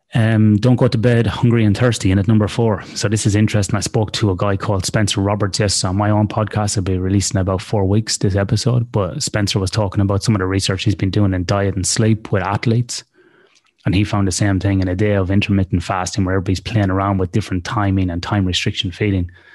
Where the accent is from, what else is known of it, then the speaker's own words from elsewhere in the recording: Ireland; now in Australia; in Australia where I live, even though I'm Irish.